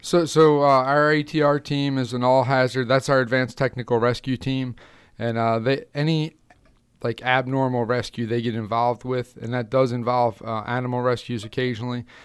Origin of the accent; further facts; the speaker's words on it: Carroll County, Maryland, United States; I grew up in Carroll County, Maryland. Um, that's where I've been a lifelong resident.